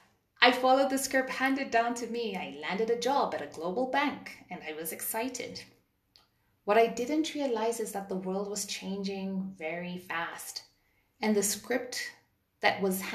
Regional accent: Kenya; I grew up in Kenya in the early 80s

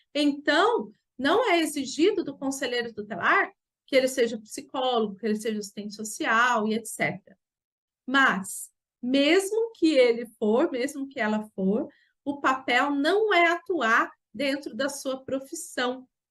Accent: Jacareí, São Paulo, Brazil; sou aqui de Jacareí, no estado de São Paulo.

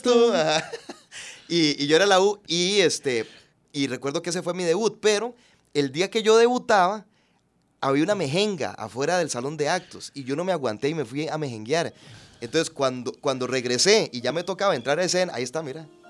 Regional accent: Puntarenas, Costa Rica; also born or lived in San José, Costa Rica; yo nací en San José, pero ya a los pocos días me, me fui a Punta Arenas y, y ahí ahí me, crié, ahí hice la escuela, el colegio.

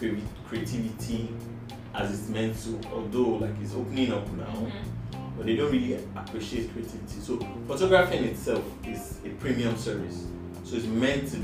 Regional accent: Nigeria; being a Nigerian parent

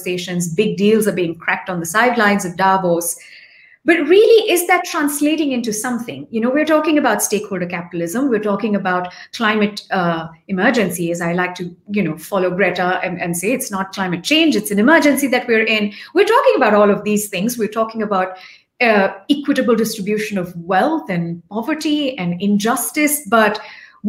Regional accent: India; also born or lived in Delhi, India; as an Indian

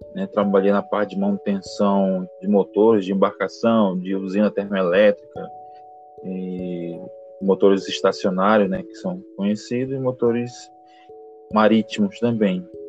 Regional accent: Manaus, Amazonas, Brazil; moved away as an adult; now in Paraguay; sou natural de Manaus, Amazonas.

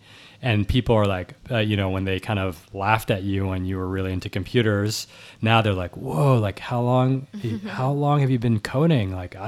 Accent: New York City, New York, United States; So I'm actually recording from 15 blocks from where I grew up, and I was born in New York City. My parents are Cambodian and French.

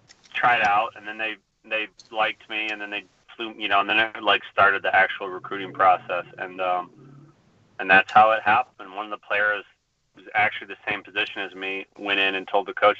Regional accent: Flint, Michigan, United States; also born or lived in Petoskey, Michigan; I was born in Flint, Michigan, which is where most of my family still lives. And then my parents split up when I was in seventh grade, and my mom took us up to Petoskey, Michigan.

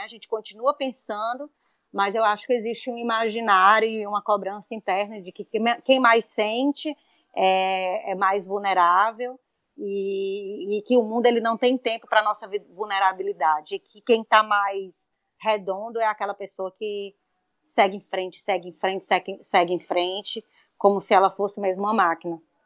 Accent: Brazil; aqui para a gente como brasileiro, porque a gente tem culturalmente isso

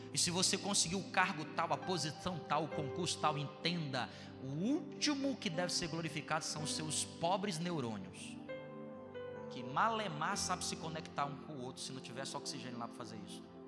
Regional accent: Ceará, Brazil; also born or lived in Bom Jardim; eu sou do Ceará

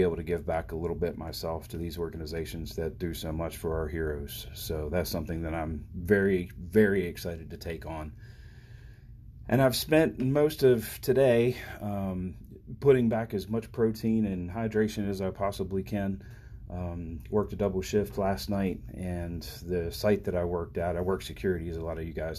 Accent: Maryland, United States; my home state of Maryland, as I broadcast here from the bright red corner of the bright blue state of Maryland

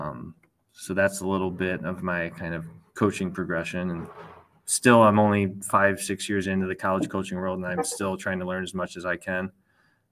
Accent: Illinois, United States; also born or lived in Bettendorf, Iowa; I grew up in Illinois.

